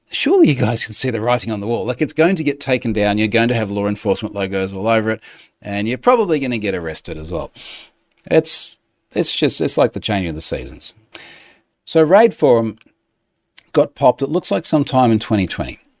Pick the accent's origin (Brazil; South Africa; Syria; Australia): Australia; as an Aussie